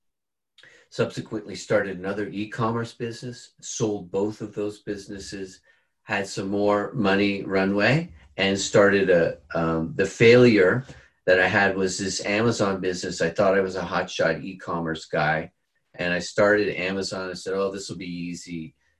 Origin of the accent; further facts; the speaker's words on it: Bermuda; moved away; also born or lived in California; I'm from Bermuda. So I moved back to Bermuda to have my children there with my wife.